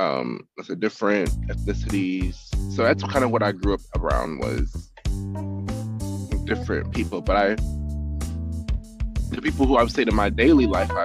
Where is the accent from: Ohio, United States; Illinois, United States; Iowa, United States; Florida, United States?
Ohio, United States; Lorain; also born or lived in Las Vegas; growing up in Lorain, me having those ideas to do such things were weird to some people.